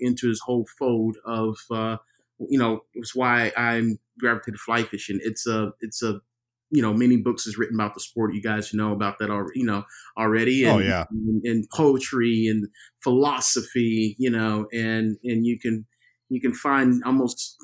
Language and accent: English; Texas, United States; now in Portland, United States; I'm from Texas.